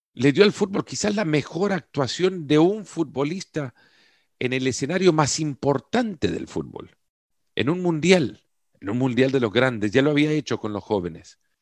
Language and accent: Spanish; El Salvador; yo soy del Salvador